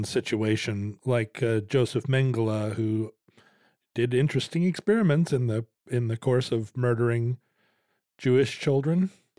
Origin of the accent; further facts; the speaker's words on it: Wales, United Kingdom; As a Welshman, you know, we were also treated poorly.